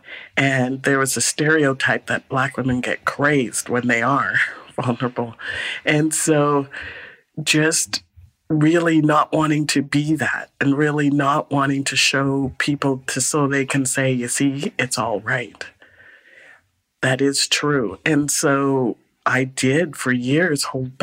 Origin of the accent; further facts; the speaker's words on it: Guyana; also born or lived in Calgary, Canada; now in Vancouver, Canada; I was born in Guyana